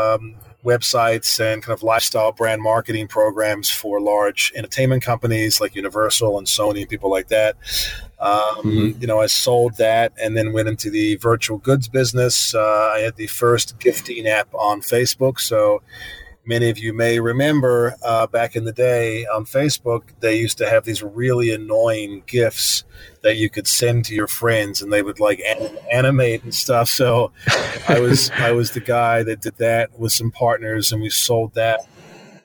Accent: New Zealand; moved away as an adult; now in United States; I'm from New Zealand initially. You know, I grew up as a kid on a farm in the middle of nowhere.

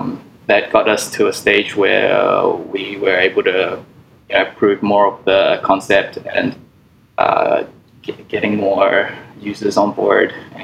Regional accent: New Zealand; now in Hong Kong; Yeah, some of my family's still there, but they're all over the place right now. So, but I'm based in Hong Kong.

